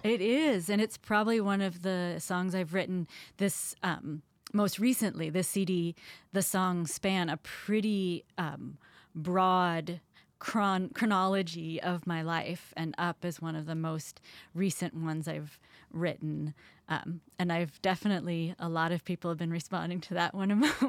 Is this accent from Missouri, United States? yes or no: yes; Columbia, Missouri, United States; moved away; I grew up in Columbia as part of a family band